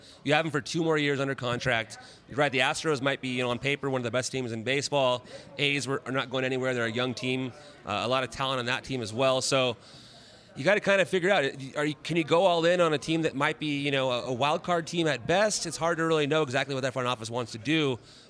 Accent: Southern California, United States; I grew up in Southern California

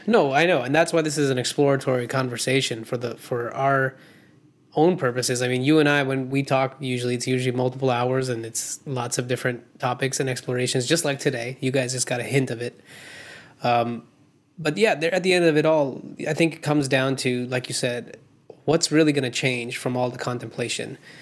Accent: India; moved away; I grew up in India

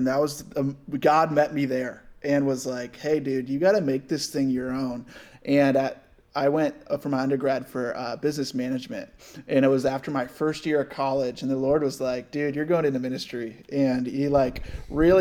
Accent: Rochester, New York, United States; moved away as an adult; now in San Diego, United States; I was born and raised in Rochester, New York

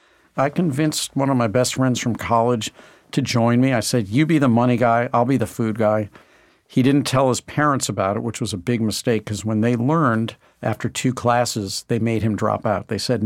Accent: St. Louis, Missouri, United States; I grew up in St. Louis, Missouri, which is not necessarily famous for amazing food

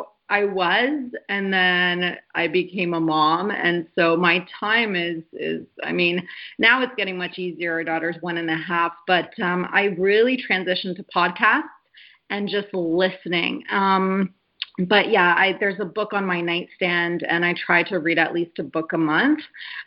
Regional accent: Canada; also born or lived in Poland; I come from an immigrant family. I was born in Poland. We moved to Canada when I was 6 years old, my brother and I.

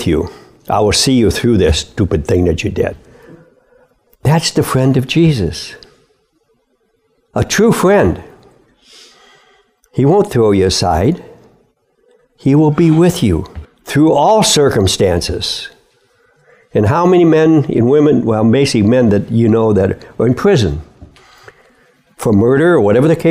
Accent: Midwest, United States; I was born and raised in the Midwest

